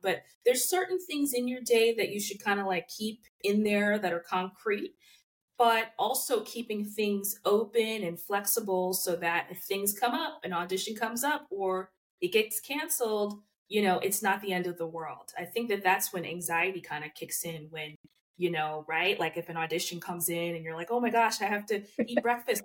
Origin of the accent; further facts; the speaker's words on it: New Jersey, United States; moved away as an adult; also born or lived in New York; now in Los Angeles, United States; I'm actually from New Jersey